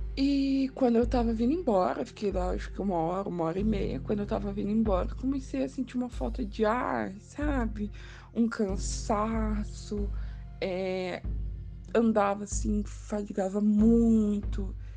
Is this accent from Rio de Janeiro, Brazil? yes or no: no; Curitiba, Paraná, Brazil; sou de Curitiba, Paraná